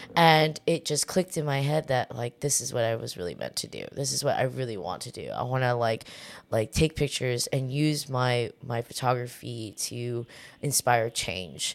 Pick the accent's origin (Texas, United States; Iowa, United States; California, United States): California, United States; Orange County, Southern; moved away as an adult; now in New York, United States; I w, w, was born and raised in Southern California